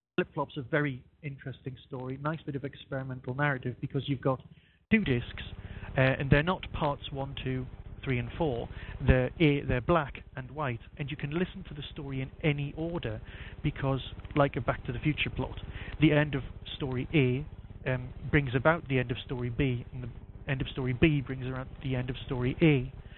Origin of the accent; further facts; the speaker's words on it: Northumberland, North East England, United Kingdom; as you can probably guess from my accent, that's where I'm from